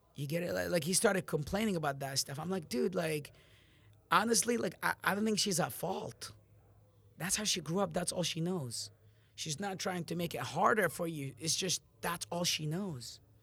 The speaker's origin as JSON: {"language": "English", "town": "Amman", "region": "Amman Governorate", "country": "Jordan", "moved": "yes", "lives_now": "United States", "said": "when I left my country, I'm from Jordan, Amman, and I moved to America on August two thousand ten."}